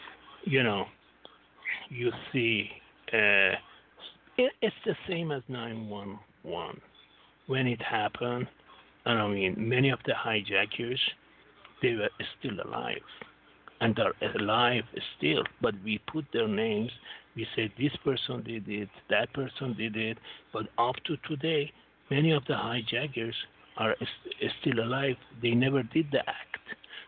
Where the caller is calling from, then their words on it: Singapore; Yes, this is … from Singapore.